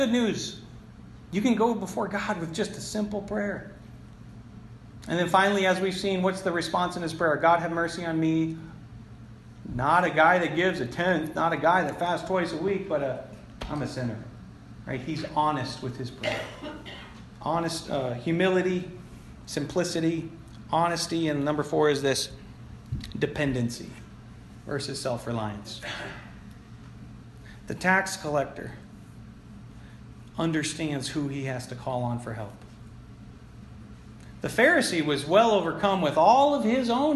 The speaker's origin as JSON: {"language": "English", "town": "Florence", "country": "United States", "tie": "born or raised there", "said": "my hometown across the river in Florence"}